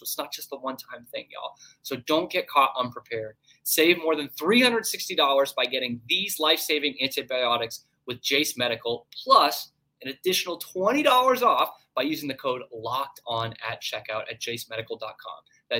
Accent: Northeast, United States; And I'm from the Northeast. No idea.

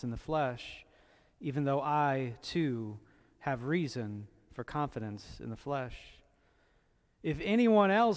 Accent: Indiana, United States; I was born in Indiana

